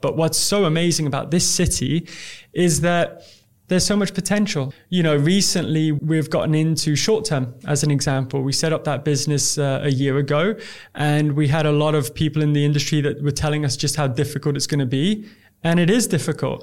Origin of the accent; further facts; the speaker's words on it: Dubai, United Arab Emirates; I'm from Dubai